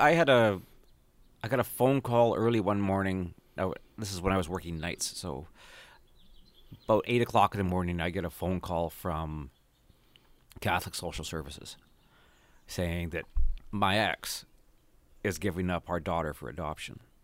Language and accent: English; St. Albert, Alberta, Canada; moved away; also born or lived in Edmonton, Alberta; Grew up in Saint Albert, Alberta, which is where, north of Edmonton by about one skip